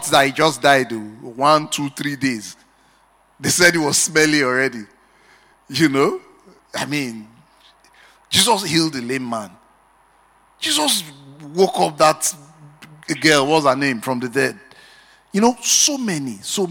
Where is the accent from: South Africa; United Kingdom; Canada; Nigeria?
Nigeria; Benin City, Edo; I grew up in Benin